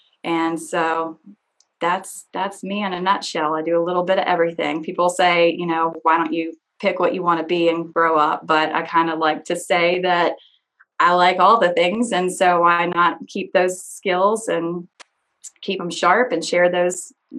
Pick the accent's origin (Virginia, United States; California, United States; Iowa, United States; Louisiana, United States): Virginia, United States; Floyd; moved away; I call myself a boomerang daughter of Floyd. I was originally born here in Floyd, born and raised, and my husband and I met in college. And so we ventured out west for more than a decade